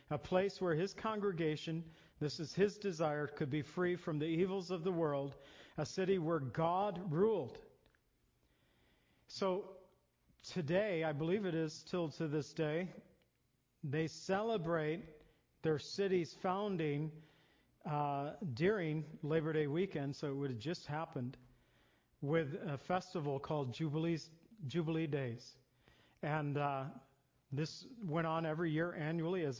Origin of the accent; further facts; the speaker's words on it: near Zion, Illinois, United States; I grew up near Zion, Illinois